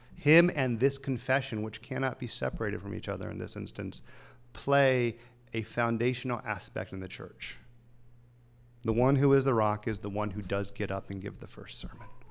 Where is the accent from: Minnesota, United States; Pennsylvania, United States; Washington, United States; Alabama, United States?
Alabama, United States; the South; now in Los Angeles, United States; born in Alabama, grew up in the South